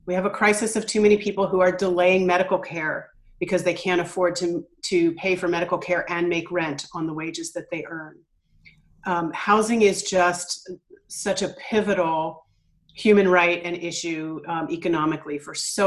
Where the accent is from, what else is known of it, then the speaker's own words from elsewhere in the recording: Philadelphia, Pennsylvania, United States; now in Eugene, United States; I grew up in Philadelphia